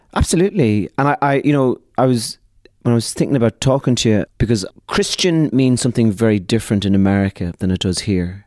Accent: Ireland; We are a people, the Irish, who had uh, our country

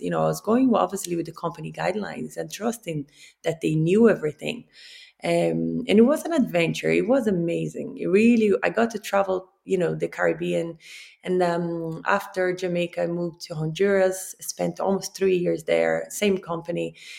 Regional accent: Rio de Janeiro, Brazil; moved away; I'm from Rio

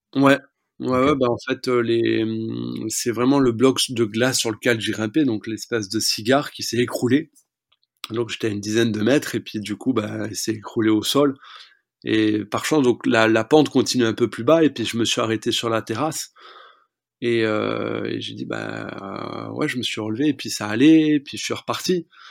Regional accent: France; J'ai grandi dans les Pyrénées

